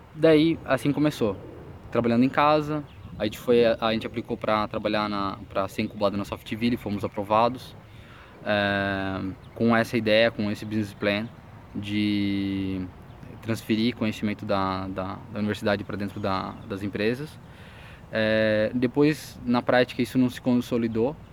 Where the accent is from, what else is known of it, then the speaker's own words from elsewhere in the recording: Joinville, Santa Catarina, Brazil; sou de Joinville, Santa Catarina